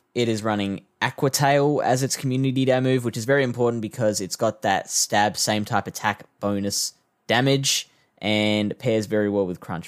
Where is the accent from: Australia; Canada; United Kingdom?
Australia; South Australia; my home state of South Australia